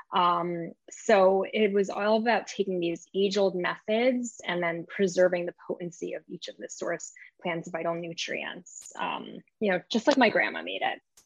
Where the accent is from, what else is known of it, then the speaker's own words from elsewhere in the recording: New York, United States; also born or lived in Israel; I was raised in New York